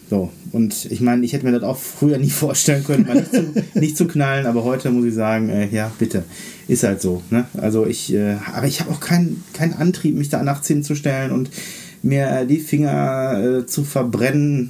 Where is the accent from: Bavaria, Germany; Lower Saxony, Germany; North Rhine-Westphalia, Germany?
North Rhine-Westphalia, Germany; bei uns in NRW hier